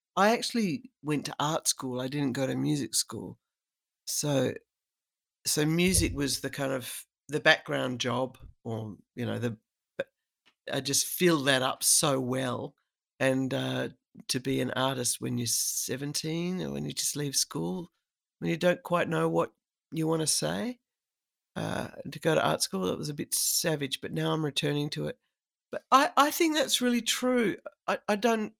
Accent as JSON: {"language": "English", "country": "Australia", "said": "I'm a woman, and I'm Australian"}